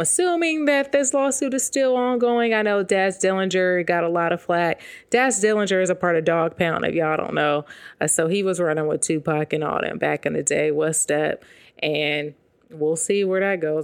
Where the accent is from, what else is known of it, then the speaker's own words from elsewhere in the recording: West Coast, United States; I'm from the West Coast